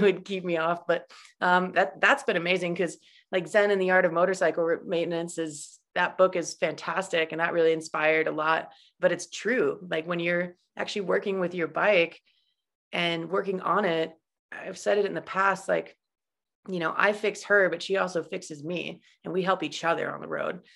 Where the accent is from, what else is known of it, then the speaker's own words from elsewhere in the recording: Idaho, United States; moved away as an adult; also born or lived in Utah; growing up in Idaho